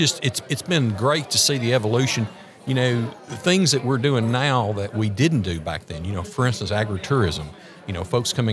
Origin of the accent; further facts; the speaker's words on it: Wilson County, Tennessee, United States; I'm originally from Wilson County, right outside of Nashville